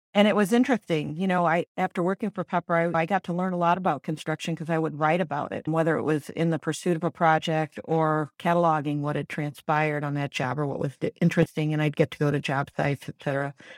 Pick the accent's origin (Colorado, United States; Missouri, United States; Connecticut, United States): Missouri, United States; St. Louis; also born or lived in Ann Arbor, Michigan / Chicago; So I am from Saint Louis. I grew up here in West County